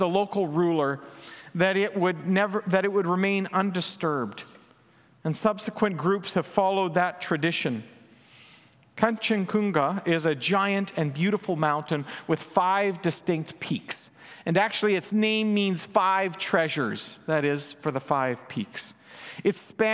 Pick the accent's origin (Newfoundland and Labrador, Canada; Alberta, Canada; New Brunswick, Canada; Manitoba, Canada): Manitoba, Canada; now in British Columbia, Canada; the prairies where I grew up in Manitoba.